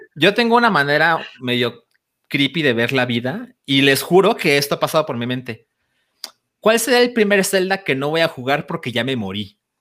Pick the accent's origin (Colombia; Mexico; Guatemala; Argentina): Mexico; Guadalajara, Jalisco; moved away as an adult; now in Mexico City, Mexico; me mudé a Ciudad de México a los 24 años y antes siempre viví en Guadalajara